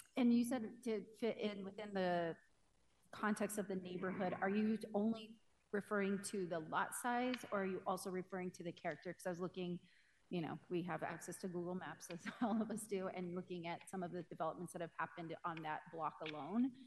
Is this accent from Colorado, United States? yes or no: yes; Denver, Colorado, United States; I grew up in North Denver